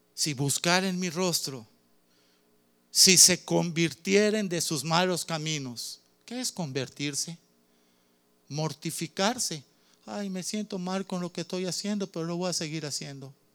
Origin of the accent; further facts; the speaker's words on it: Cuba; Soy cubano